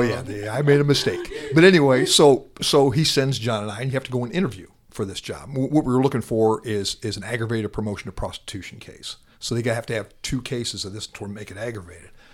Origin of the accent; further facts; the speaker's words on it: Atlantic, Iowa, United States; moved away as an adult; also born or lived in South Dakota; now in Dallas, United States; from my hometown, Atlantic, Iowa